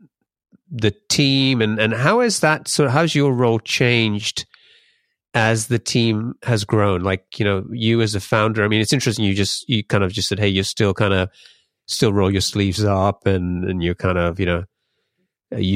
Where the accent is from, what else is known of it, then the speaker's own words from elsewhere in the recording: London, United Kingdom; moved away as an adult; now in Seattle area, United States; I grew up in London and I must have left around the time when you started doing the life training because I moved here around 2004